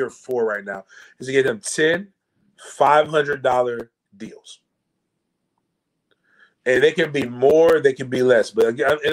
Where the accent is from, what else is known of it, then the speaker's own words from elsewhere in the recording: Tallahassee, Florida, United States; I grew up in Tallahassee